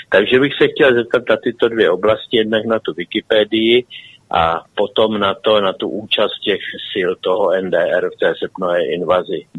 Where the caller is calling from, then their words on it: South Bohemian Region, Czechia; z Jižních Čech